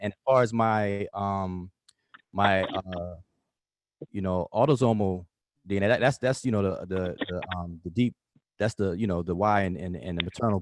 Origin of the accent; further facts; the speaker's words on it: United States; first language English; I'm over here in America